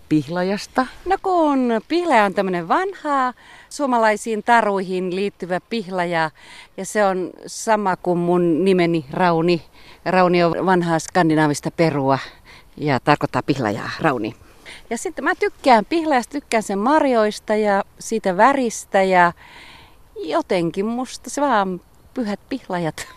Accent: North Ostrobothnia, Finland; moved away; mä oon kotoisin tuolta pohjoisesta, Pohjois-Pohjanmaalta

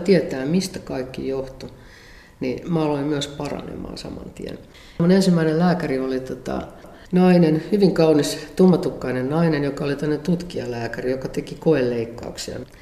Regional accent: Perho, Central Ostrobothnia, Finland; moved away; mä oon syntynyt vuonna 1957 Perhossa Keski-Pohjanmaalla

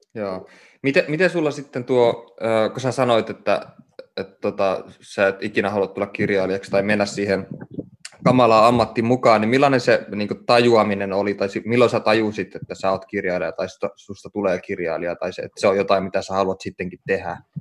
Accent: Oulu, North Ostrobothnia, Finland; mä oon syntynyt Oulussa ja saanut kasvaa siellä

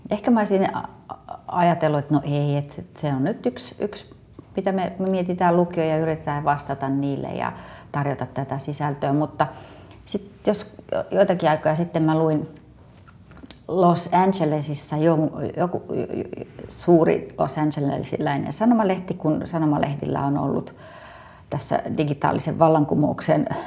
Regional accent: Lahti, Päijät-Häme, Finland; kerroin, että mä oon Lahdesta tänne.

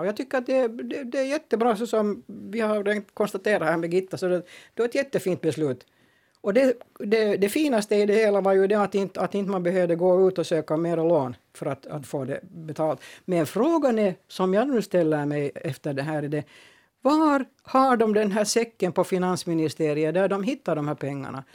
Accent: Finland; Jag är också finlandssvensk.

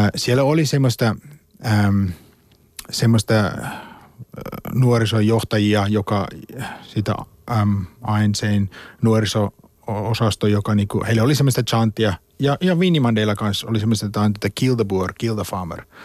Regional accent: South Africa; born or raised there; Finnish is a second language; moved away as an adult; now in Finland

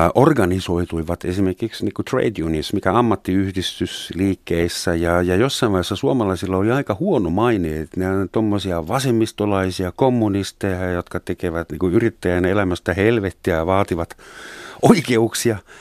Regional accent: Helsinki, Uusimaa, Finland; also born or lived in West Germany; Saksassa synty, Länsi-Saksassa syntynyt helsinkiläinen

